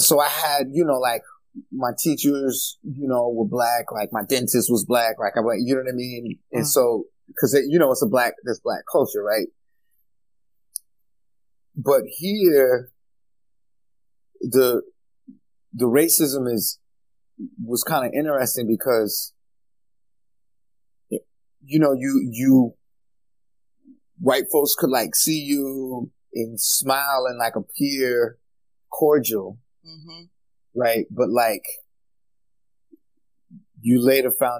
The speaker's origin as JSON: {"language": "English", "region": "Mississippi Delta", "country": "United States", "tie": "born or raised there", "moved": "yes", "lives_now": "Rhode Island, United States", "said": "I grew up in the Mississippi Delta, what I call Fannie Lou Hamer country"}